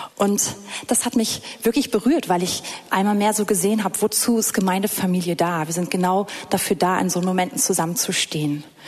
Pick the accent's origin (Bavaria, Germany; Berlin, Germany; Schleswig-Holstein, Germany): Berlin, Germany; ich komme hier aus Berlin, es ist flach